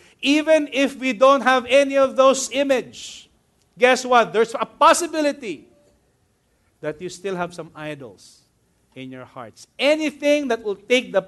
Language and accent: English; Manila, Metro Manila, Philippines; My second school was Immaculate Conception Academy of Manila